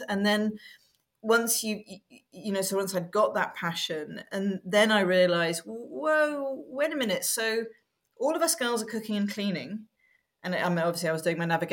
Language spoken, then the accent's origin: English; Wales, United Kingdom; I grew up in Wales